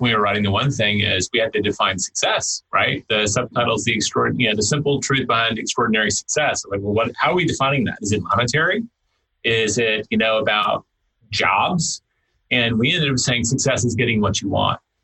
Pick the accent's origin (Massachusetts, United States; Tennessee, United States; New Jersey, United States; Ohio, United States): Tennessee, United States; now in Texas, United States; I grew up hunting in Tennessee. I, I, I started doing that again when I moved to Texas